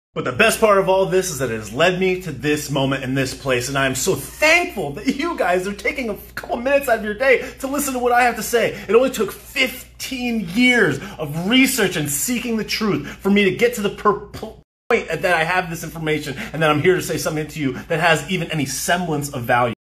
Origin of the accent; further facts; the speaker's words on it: United States; We are American